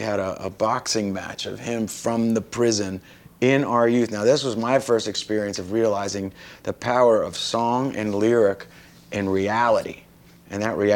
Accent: Middlesex County, New Jersey, United States; Where we grew up in Middlesex County, New Jersey

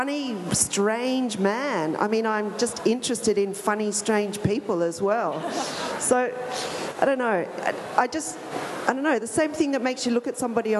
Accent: Australia; my role as an Australian

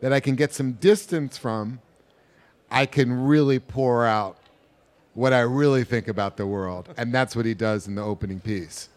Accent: New York, United States; I am and was a New Yorker.

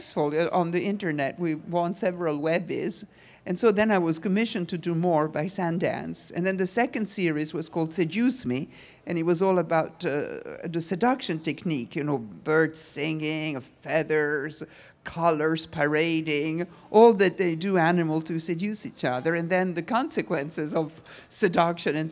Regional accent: Italy; now in New York, United States; when I was a child, I grew up in Italy

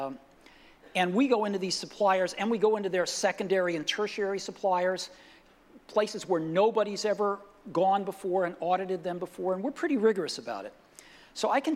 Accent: Palo Alto, California, United States; my hometown of Palo Alto

